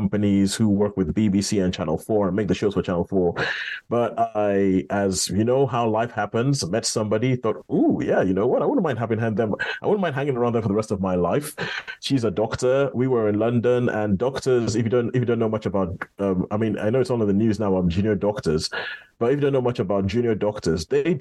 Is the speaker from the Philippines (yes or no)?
no; Nigeria; growing up, I mean, as a Nigerian